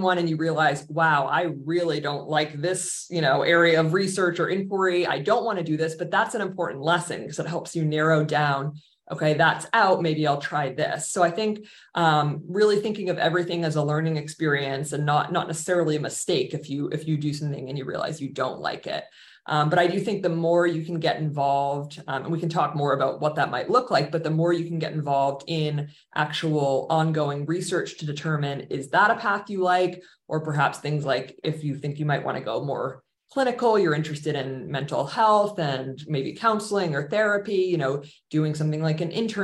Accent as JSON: {"language": "English", "town": "Boston", "region": "Massachusetts", "country": "United States", "tie": "born or raised there", "moved": "as an adult", "said": "I grew up in the Boston area"}